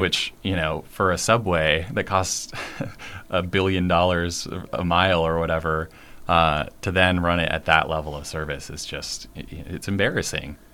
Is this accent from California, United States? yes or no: no; Washington, United States; also born or lived in Seattle; I grew up in Washington State